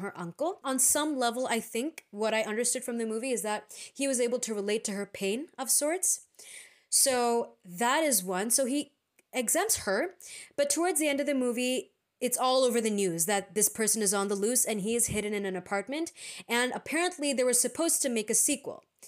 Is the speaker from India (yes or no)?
yes; India; We are Indian postgrads in psychology